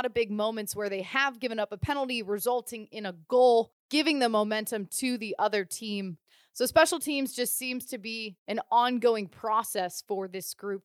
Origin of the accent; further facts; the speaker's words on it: Ohio, United States; moved away as an adult; now in California, United States; Growing up in Ohio